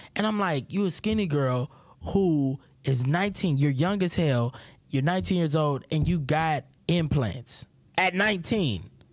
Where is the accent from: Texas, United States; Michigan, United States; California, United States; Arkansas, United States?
Texas, United States; Houston; I'm from Houston, Texas